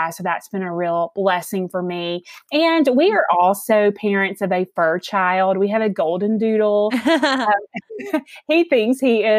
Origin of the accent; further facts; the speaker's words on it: Alabama, United States; accent: Southern; So I'm sure that you guys can hear the accent. So I am from the South. I am from Alabama. I have lived here my whole life, and I have two daughters.